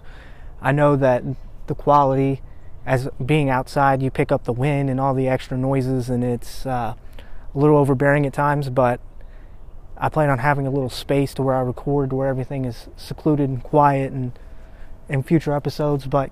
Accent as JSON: {"language": "English", "town": "Aberdeen", "region": "Ohio", "country": "United States", "said": "I'm a nobody from Aberdeen, Ohio"}